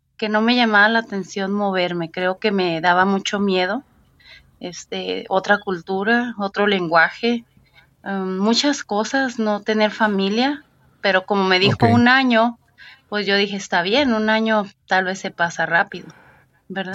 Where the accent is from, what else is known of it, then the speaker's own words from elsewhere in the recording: Ensenada, Baja California, Mexico; moved away as an adult; now in United States; Nací en la ciudad de Ensenada, Baja California